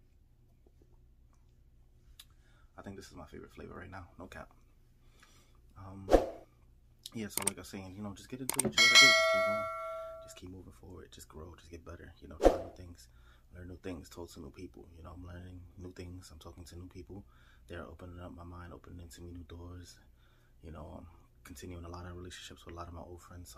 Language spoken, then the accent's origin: English; New York City, New York, United States; I'm from New York City